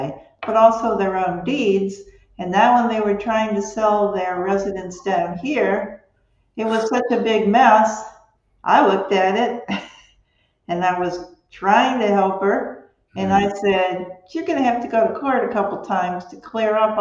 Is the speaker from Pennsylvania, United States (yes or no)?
no; Cleveland, Ohio, United States; moved away as an adult; now in Bonita Springs, United States; I'm from Cleveland, Ohio